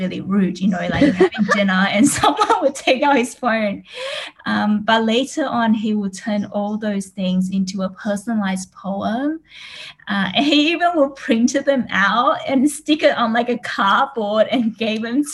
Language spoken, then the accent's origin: English; Australia; moved away as an adult; also born or lived in Taiwan; now in Singapore; I was born in Taiwan and I actually grew up in Australia, and now I'm in Singapore